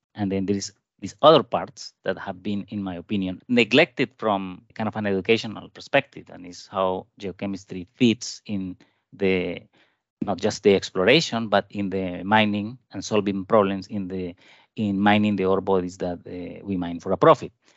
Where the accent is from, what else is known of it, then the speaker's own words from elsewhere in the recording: Colombia; moved away as an adult; also born or lived in Japan / Canada; I was born in Colombia, and I did my bachelor degree in Colombia